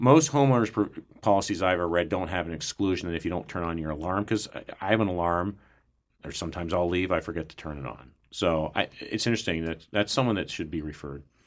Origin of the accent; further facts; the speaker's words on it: Columbus, United States; I grew up in Columbus.